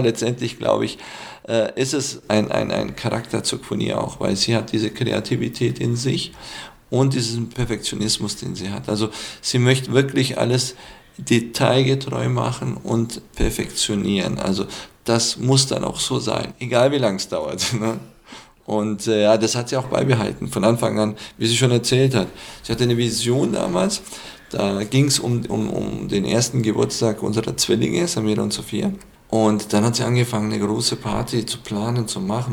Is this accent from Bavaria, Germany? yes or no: yes; Füssen, Bavaria, Germany; aus Füssen